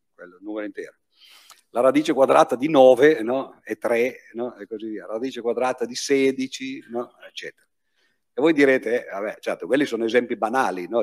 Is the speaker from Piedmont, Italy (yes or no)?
yes; Piedmont, Italy; dalle mie parti, dalle parti di, eh, de, del Piemonte